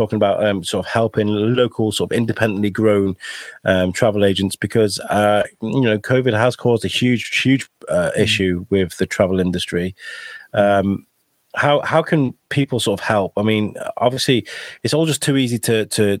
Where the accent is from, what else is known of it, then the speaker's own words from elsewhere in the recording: United Kingdom; as British people